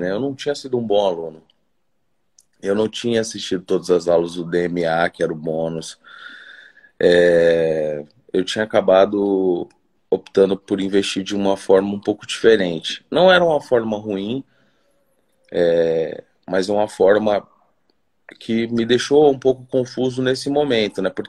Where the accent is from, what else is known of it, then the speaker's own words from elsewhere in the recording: Cuiabá, Mato Grosso, Brazil; Cara, eu sou de Cuiabá, Mato Grosso.